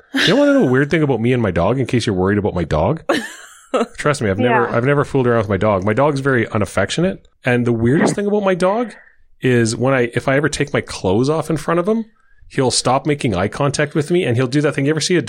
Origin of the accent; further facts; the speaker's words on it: Saskatchewan, Canada; I guess I'm from Saskatchewan.